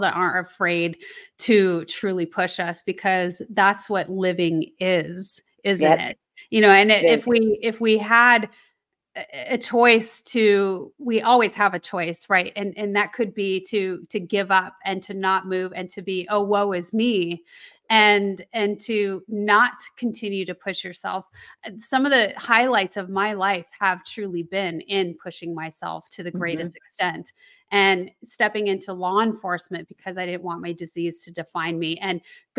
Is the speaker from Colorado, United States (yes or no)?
yes; Colorado, United States; I grew up in Colorado